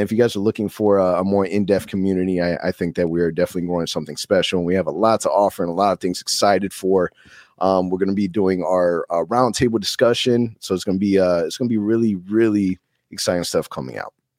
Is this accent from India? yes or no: no; Orlando, Florida, United States; Born and raised in Orlando